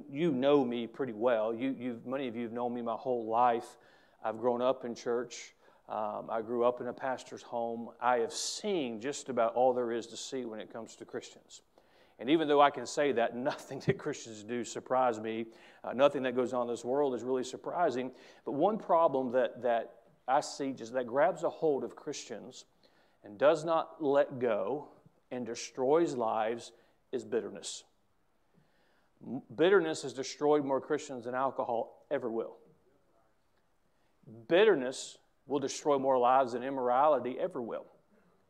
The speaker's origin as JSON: {"language": "English", "country": "United States", "said": "As an American"}